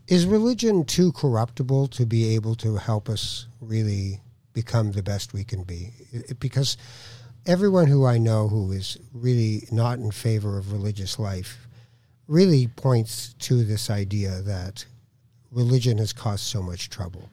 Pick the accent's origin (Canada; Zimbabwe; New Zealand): Canada; I'm Canadian